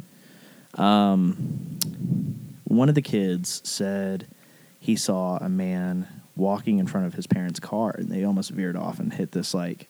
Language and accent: English; Arab, Alabama, United States; also born or lived in Chelsea, Alabama; I was born in Arab.